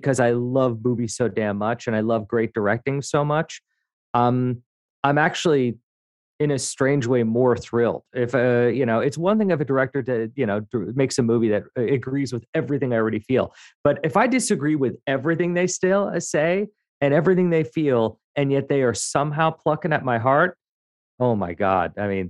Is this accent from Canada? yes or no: yes; Montreal, Quebec, Canada; born there; I have some pre-programmed lines because I was born in Montreal. People presume that I can speak French